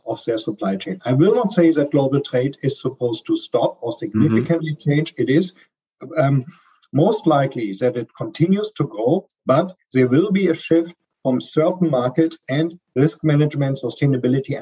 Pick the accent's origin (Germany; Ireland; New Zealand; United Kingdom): Germany; accent: German; English is a second language; I'm a German, as you can hear from my strong accent, I'm based here out of Frankfurt, Germany